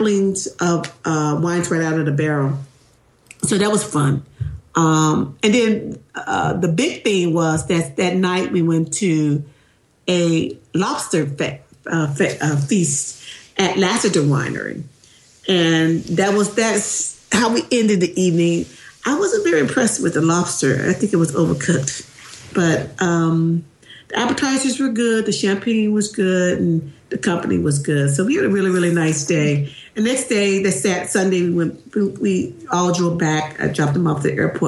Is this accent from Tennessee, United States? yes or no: yes; Tennessee, United States; moved away; also born or lived in California; I grew up